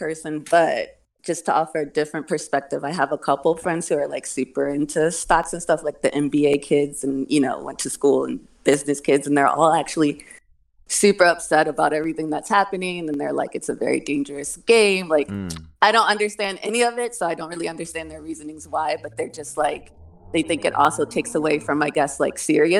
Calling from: Los Angeles, California, United States; Koreatown, actually. L.A.

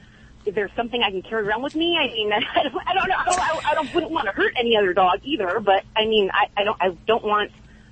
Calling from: Biola, California, United States; also born or lived in Fresno, California; I'm calling from Biola, Biola, California.

